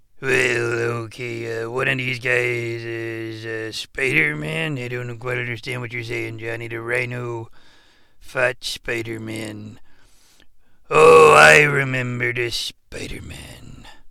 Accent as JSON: {"language": "English", "country": "Canada", "said": "being a Canadian, it just really didn't resonate with this shooter."}